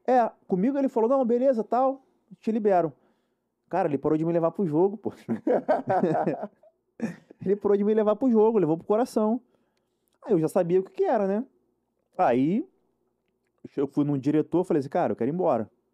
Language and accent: Portuguese; Rio de Janeiro, Brazil; also born or lived in Muriqui / Guangzhou, China; eu também sou carioca.